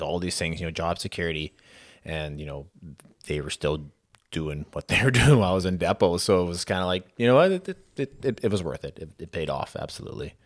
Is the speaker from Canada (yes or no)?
yes; Saskatoon, Saskatchewan, Canada; moved away; also born or lived in Lethbridge; I was from Saskatoon, so, I mean, I was a short drive back home